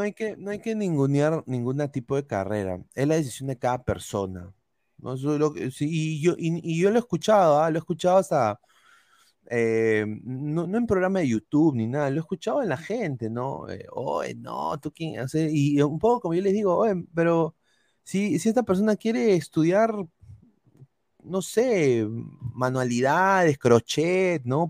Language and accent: Spanish; Peru; moved away; somos peruanos